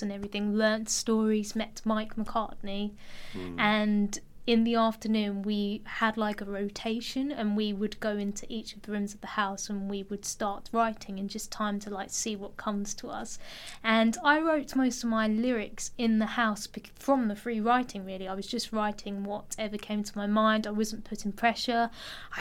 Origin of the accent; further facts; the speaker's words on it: Enfield, London, United Kingdom; I come from Enfield